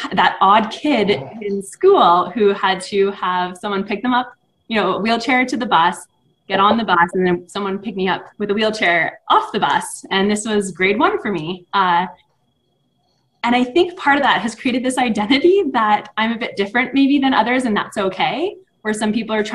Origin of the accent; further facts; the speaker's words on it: Ottawa, Ontario, Canada; also born or lived in Los Angeles, United States; now in United States; I was born in Los Angeles and then grew up in Ottawa, Canada.